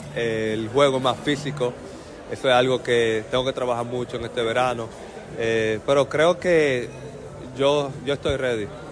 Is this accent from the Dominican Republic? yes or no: yes; Dominican Republic; moved away; estoy contento de estar en mi país